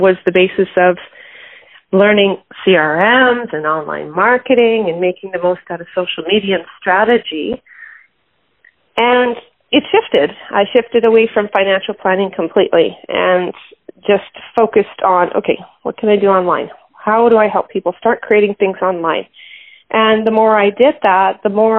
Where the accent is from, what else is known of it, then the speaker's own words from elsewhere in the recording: Calgary, Alberta, Canada; I was born in Calgary, Alberta, Canada, and being Canadian, living in an oil-rich city